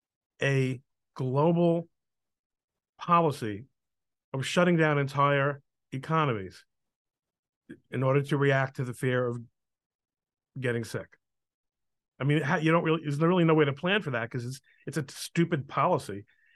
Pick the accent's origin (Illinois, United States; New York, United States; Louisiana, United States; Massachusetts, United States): New York, United States; New York City; now in Elizabeth, United States; When I was a kid growing up in New York, the New York Harbor was a bona fide, cargo location still.